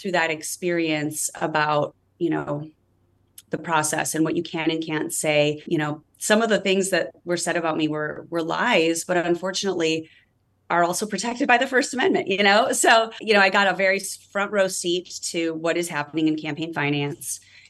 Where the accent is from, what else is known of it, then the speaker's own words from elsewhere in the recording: Midwest, United States; now in Redwood City, United States; I grew up in the Midwest